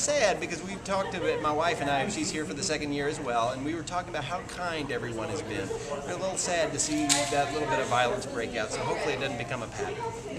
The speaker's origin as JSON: {"language": "English", "town": "Houston", "region": "Texas", "country": "United States", "said": "I'm from Houston, Texas."}